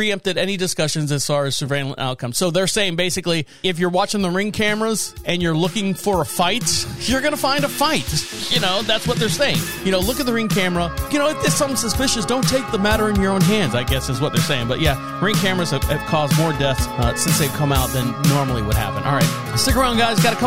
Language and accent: English; Orlando, Florida, United States; moved away as an adult; now in Marshville, United States; I am born and raised in Orlando, Florida. I've lived there all my life